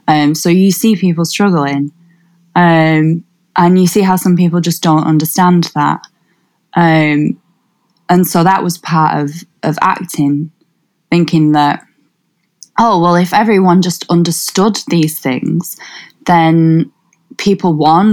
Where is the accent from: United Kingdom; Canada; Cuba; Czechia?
United Kingdom; Wigan, North West England; So, like, I'm from Wigan, or just north of Wigan, and Wigan's quite diverse.